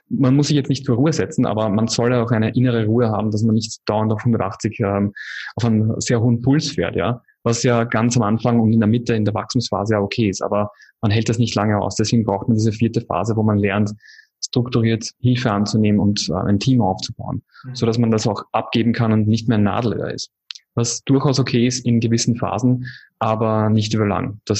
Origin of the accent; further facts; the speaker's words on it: Wiener Neustadt, Lower Austria, Austria; now in Indonesia; Coworking Space in Wiener Neustadt, wo ich äh, in meiner Heimatstadt in Österreich, wo ich dann äh, sehr gerne wirken würde.